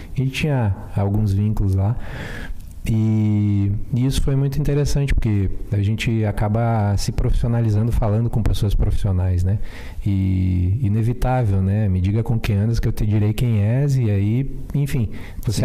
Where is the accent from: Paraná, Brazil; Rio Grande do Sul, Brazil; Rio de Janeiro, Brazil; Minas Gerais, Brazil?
Rio Grande do Sul, Brazil; Sertão; Sou do interior de Sertão